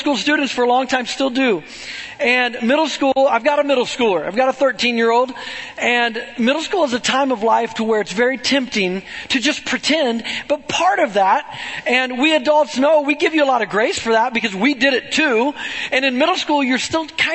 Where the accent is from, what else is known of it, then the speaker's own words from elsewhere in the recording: Webb City, Missouri, United States; I grew up in Webb City